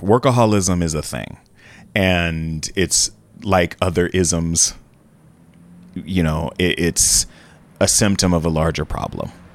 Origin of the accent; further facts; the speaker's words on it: Jacksonville, Florida, United States; moved away; also born or lived in San Francisco Bay Area; My parents were career teachers, high school level in my hometown of Jacksonville, Florida